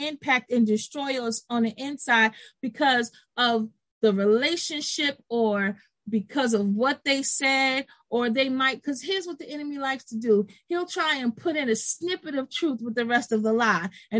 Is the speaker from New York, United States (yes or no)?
yes; Brooklyn, New York, United States; Miss Aisha don't get mad, but I'm from Brooklyn. You know how we do.